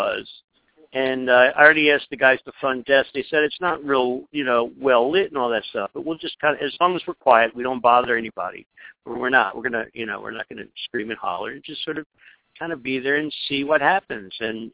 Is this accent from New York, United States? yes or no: yes; New York, United States; I'm just a New Yorker